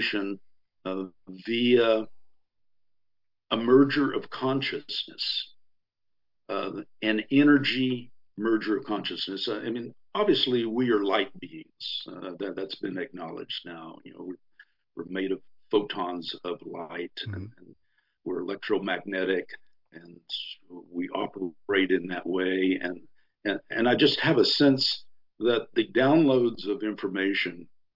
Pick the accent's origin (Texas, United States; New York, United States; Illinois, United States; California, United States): Texas, United States; I grew up in Texas on a cattle ranch